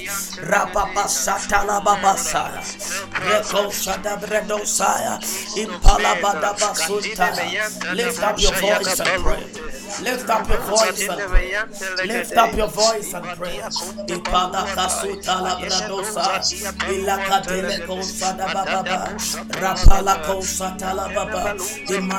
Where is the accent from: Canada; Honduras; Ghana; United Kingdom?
Ghana; We are coming from Africa. We are coming from West Africa, Ghana precisely.